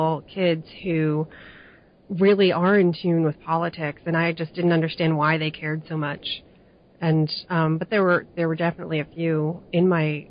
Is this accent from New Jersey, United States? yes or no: yes; New Jersey, United States; I'm from New Jersey, and I was in a pretty lily-white area